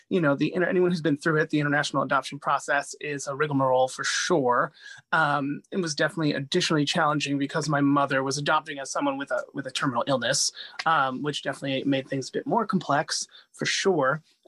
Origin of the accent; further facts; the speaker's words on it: Medellin, Antioquia, Colombia; born there; You know, I'm 35, so I was born in 1986 in Medellin, Colombia, when it was like the world's most dangerous city.